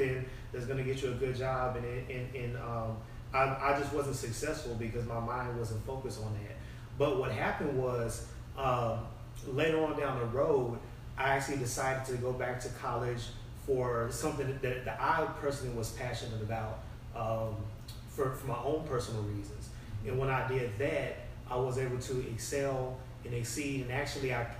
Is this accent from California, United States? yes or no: no; Austin, Texas, United States; also born or lived in San Diego; I was born in San Diego. But I was only there until I was about 3 years old, and then I've been in Austin ever since. So I grew up in Austin, grew up in South Austin